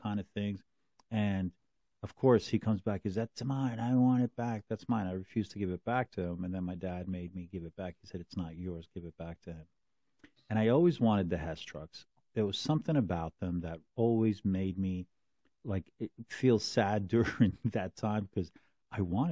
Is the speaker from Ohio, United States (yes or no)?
no; Union City, New Jersey, United States; one of my neighbors where I grew up in Union City